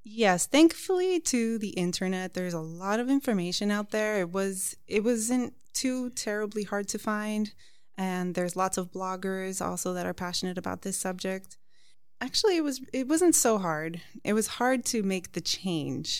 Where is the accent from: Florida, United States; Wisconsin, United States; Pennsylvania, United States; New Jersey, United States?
Florida, United States; Miami; also born or lived in New York; I'm actually American with Cuban background, uh, born in New York, and raised in Miami.